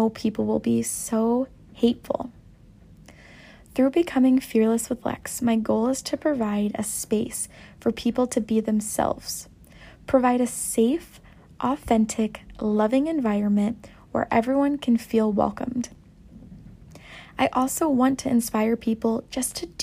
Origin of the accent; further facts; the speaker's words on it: Downs, Illinois, United States; moved away as an adult; now in Chicago, United States; I am originally from Downs, Illinois, which is a pretty small town, and recently in November, I moved to downtown Chicago with my boyfriend Riley